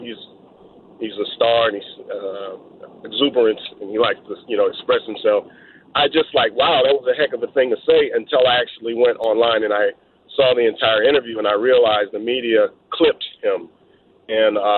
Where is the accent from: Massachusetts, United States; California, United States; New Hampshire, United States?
California, United States; Bay Area; I'm from the Bay Area